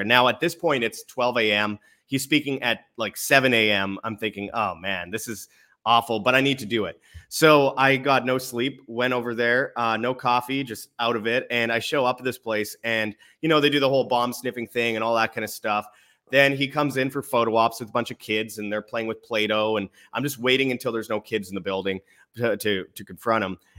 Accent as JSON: {"language": "English", "town": "Winnipeg", "region": "Manitoba", "country": "Canada", "tie": "born or raised there", "moved": "yes", "said": "I was in my hometown of Winnipeg"}